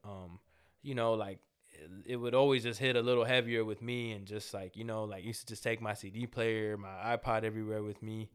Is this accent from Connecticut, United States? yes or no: no; Los Angeles, California, United States; a young, uh, Salvadorian American kid, you know, like, grew up in, but grew up in South Central L